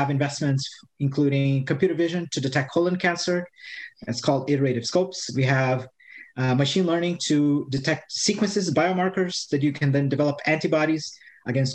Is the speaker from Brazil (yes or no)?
yes; Brazil; moved away; I'm born and raised in Brazil